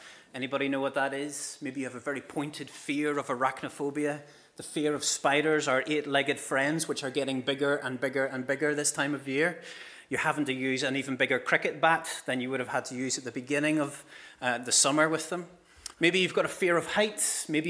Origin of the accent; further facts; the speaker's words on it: Ballymena, Northern Ireland, United Kingdom; now in County Down, United Kingdom; I am a Ballymena man, born and bred, born in the Braid Valley. Now, why do I not sound like it? Well, I've ended up living most of my life now in County Down